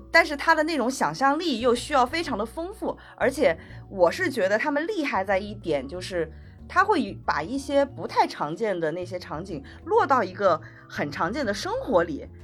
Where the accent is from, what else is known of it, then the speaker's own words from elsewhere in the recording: Hunan, China; now in Beijing, China; 我是湖南的